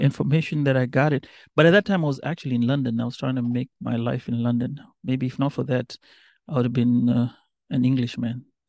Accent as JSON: {"language": "English", "town": "Mombasa", "region": "Mombasa County", "country": "Kenya", "tie": "born or raised there", "first_language": "Kambe", "second_language": "English", "moved": "as an adult", "lives_now": "United States", "said": "I grew up in a nice small town called Mombasa"}